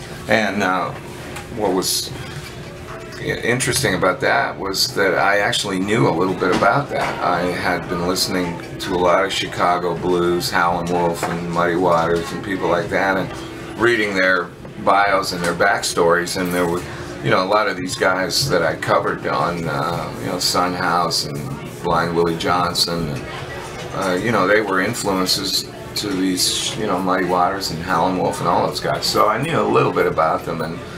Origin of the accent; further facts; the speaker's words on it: Canada; Hey man, I'm from Canada, I'm a hotshot guitar player, can I get up and jam?